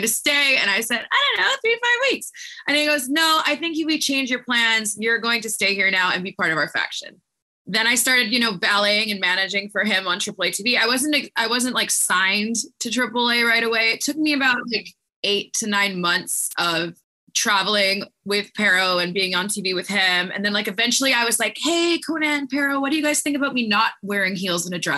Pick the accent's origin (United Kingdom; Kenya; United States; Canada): Canada; moved away; we're two blondes from Canada